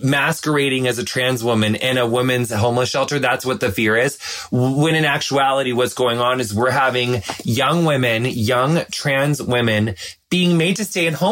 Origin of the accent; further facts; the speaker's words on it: across the river from Hannibal, Missouri, Illinois, United States; moved away; It's like right on the Mississippi River, across the river from Hannibal, Missouri.